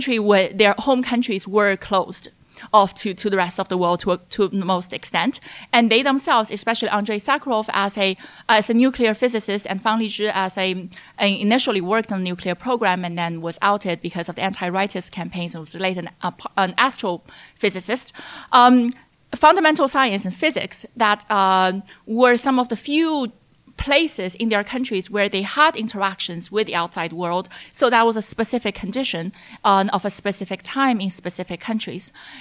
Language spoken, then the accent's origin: English; China; born or raised there; English is a second language